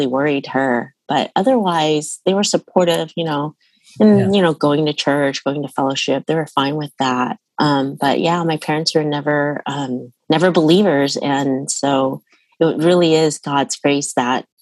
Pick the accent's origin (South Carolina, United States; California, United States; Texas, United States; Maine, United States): California, United States; Bay Area; also born or lived in Utah; I grew up here in the Bay Area. I was born in Utah, actually, but I moved here when I was a month old.